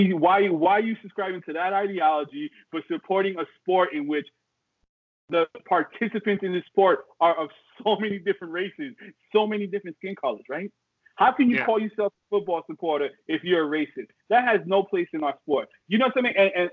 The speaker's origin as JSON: {"language": "English", "town": "New York City", "region": "New York", "country": "United States", "tie": "born or raised there", "said": "I grew up in the Bronx, man."}